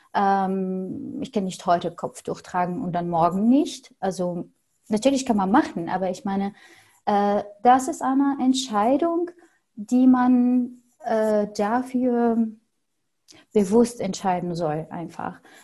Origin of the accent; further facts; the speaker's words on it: Syria; first language Arabic; German is a second language; moved away as an adult; also born or lived in Berlin; now in Germany; ich bin Arabisch-Muttersprachlerin und ich komme aus Syrien